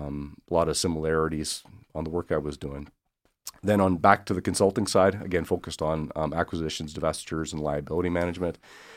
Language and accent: English; Swift Current, Saskatchewan, Canada; So I'm originally from Swift Current, Saskatchewan.